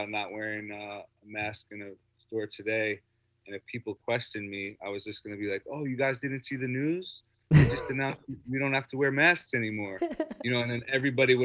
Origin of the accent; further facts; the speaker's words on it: Rockland County, New York, United States; also born or lived in Harlem, Manhattan, New York; Then I moved up to Rockland County, New York suburbs